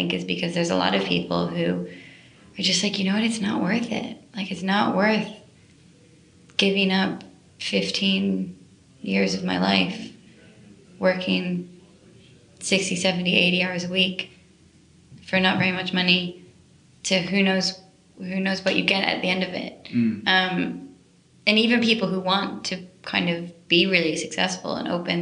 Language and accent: English; United States; moved away as an adult; now in London, United Kingdom; I'm from the States